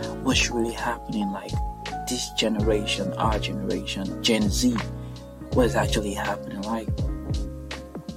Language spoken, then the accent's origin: English; Nigeria; now in Birmingham, United Kingdom; I'm actually Nigerian